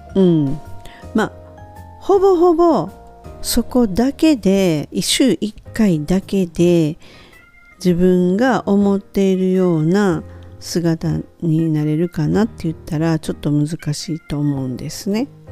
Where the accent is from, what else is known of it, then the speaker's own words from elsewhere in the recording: Japan; first language Japanese; moved away as an adult; also born or lived in United States; 生まれ育った日本